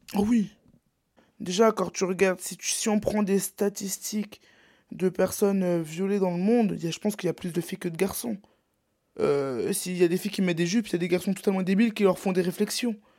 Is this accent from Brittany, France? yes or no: yes; Brittany, France; je suis breton